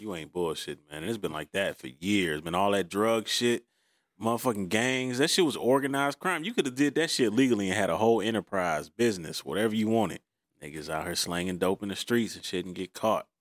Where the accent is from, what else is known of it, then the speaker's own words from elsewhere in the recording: Detroit, Michigan, United States; I grew up on Green Lawn and Outta Drive, next street over